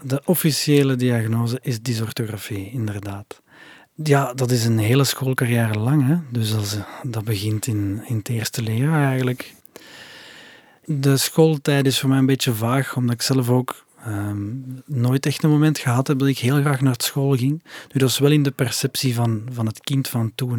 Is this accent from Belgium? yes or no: yes; Flanders, Belgium; bij ons in Torp